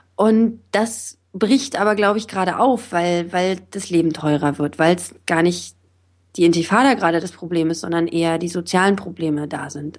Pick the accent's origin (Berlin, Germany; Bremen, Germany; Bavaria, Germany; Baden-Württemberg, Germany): Berlin, Germany; moved away as an adult; also born or lived in Israel; Ich bin jetzt auch nicht, noch nicht so lange wieder zurück hier in meiner Heimatstadt